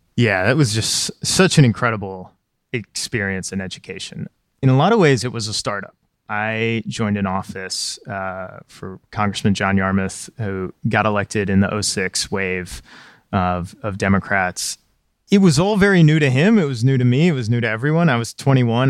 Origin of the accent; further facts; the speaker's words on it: Pikeville, Kentucky, United States; Pikeville it was a town of 6,000. It's in this hamlet, you know, cut in between the mountains, right near the border of West Virginia.